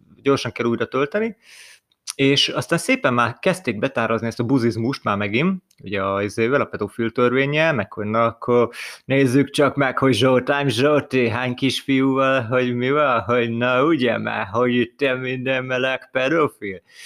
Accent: Hungary; mi magyarok vagyunk

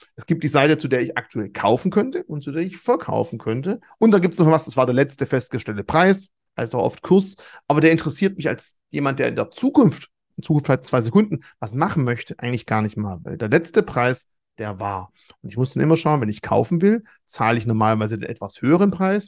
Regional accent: Swabia, Germany; als Schwabe

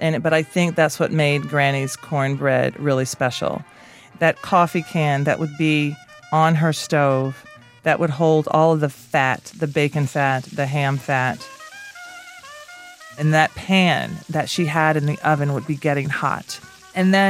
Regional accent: Nashville, Tennessee, United States; I grew up in Nashville, Tennessee

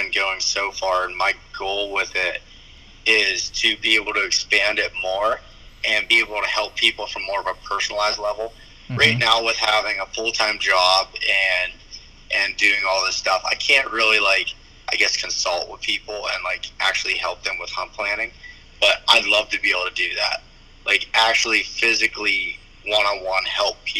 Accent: North Central Pennsylvania, United States; I moved back to my hometown. It's in North Central Pennsylvania

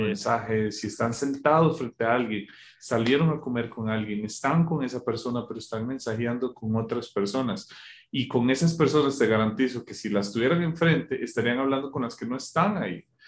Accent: Costa Rica; now in Colombia; soy de Costa Rica

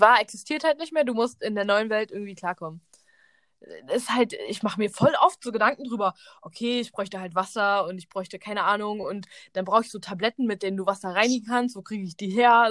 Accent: Berlin, Germany; Wir sind beide in Berlin zur Schule gegangen

